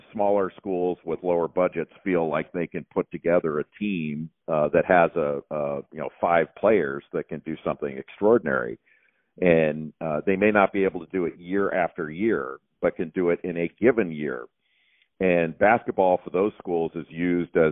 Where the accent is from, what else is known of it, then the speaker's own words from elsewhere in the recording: Southern California, United States; when I was growing up in Southern California